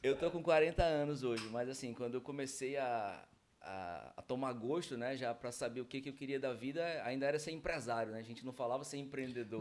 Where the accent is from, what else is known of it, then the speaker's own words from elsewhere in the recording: Manaus, Amazonas, Brazil; Nasci em Manaus, meus, toda a minha família é de, é de Manaus